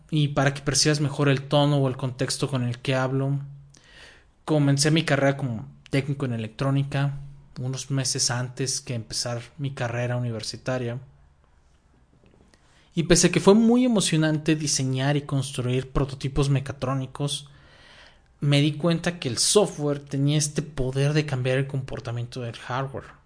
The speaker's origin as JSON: {"language": "Spanish", "town": "Guadalajara", "region": "Jalisco", "country": "Mexico", "said": "soy de Guadalajara, en México."}